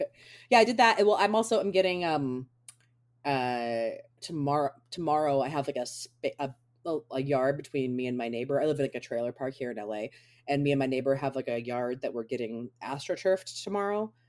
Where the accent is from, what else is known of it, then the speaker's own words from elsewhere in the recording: Baltimore, Maryland, United States; moved away; I'm from Baltimore originally